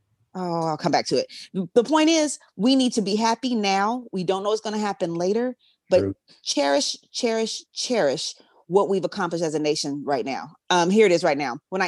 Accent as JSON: {"language": "English", "region": "California", "country": "United States", "said": "I'm going to keep reminding you that I'm also from the Bay too."}